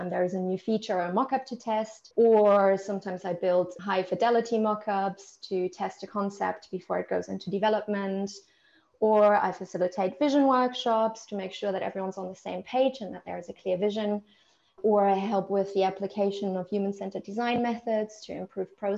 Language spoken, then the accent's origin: English; Germany; moved away as an adult; also born or lived in Italy; now in United Kingdom; I'm originally from Germany